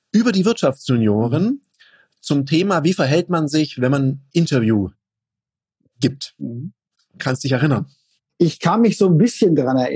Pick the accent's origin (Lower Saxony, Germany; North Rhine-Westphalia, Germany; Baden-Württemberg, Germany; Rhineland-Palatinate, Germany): Baden-Württemberg, Germany; Konstanz; moved away; Ja, also ich komme ja ursprünglich aus Konstanz am Bodensee, ja.